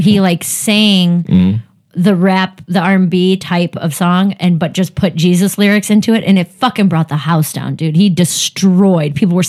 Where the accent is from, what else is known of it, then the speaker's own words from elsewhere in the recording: Cleveland, Ohio, United States; But when I'm on the road, I say, just say I'm from Cleveland.